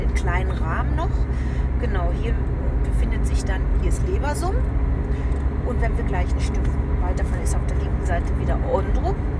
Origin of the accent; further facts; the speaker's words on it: Lüdinghausen, North Rhine-Westphalia, Germany; moved away; ich bin ja auch in Seppenrade groß geworden